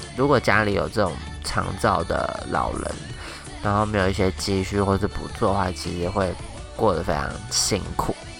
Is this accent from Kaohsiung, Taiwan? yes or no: no; Taoyuan, Taiwan; 我们在我们家乡开店，一间日本料理店这样子